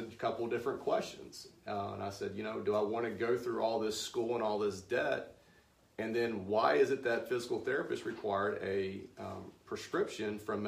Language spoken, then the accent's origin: English; Anniston, Alabama, United States; moved away as an adult; now in Birmingham, United States; I'm from Anniston, so I had a practice there